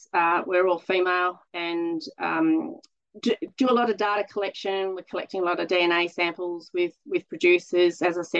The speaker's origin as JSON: {"language": "English", "area": "Monaro", "region": "New South Wales", "country": "Australia", "tie": "born or raised there", "said": "So my background, I grew up on the Monero. We've got a grazing property down there, sheep and cattle. My father and brother are still down there farming. And so I grew up pretty well involved in the farm."}